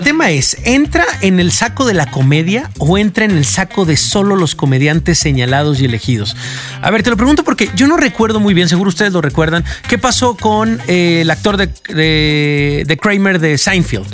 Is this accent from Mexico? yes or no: yes; Mexico; como mexicanos